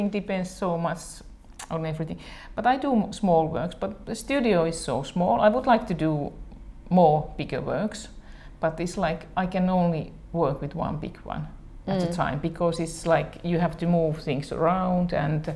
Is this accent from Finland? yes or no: yes; Imatra, South Karelia, Finland; it's my hometown actually